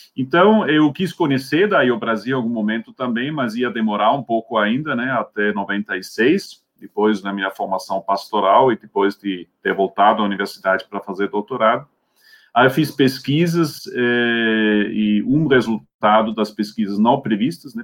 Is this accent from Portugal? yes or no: no; Switzerland; Portuguese is a second language; moved away as an adult; also born or lived in Scotland; now in Brazil; Eu é, sou suíço, então, de origem, né? Nasci lá em 1967, depois é, fiz os meus, meus estudos né, de teologia